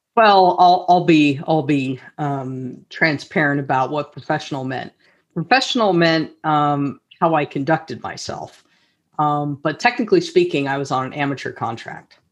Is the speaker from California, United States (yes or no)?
yes; Los Altos, California, United States; a local uh, you know organization in my hometown, Los Altos